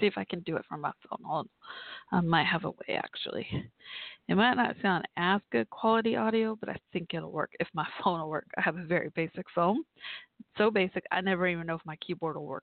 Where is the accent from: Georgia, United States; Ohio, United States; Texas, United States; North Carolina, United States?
Texas, United States; my home state